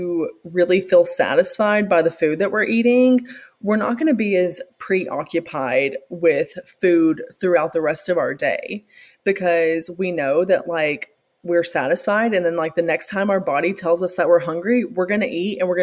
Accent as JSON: {"language": "English", "region": "the South", "country": "United States", "tie": "born or raised there", "said": "growing up in the South"}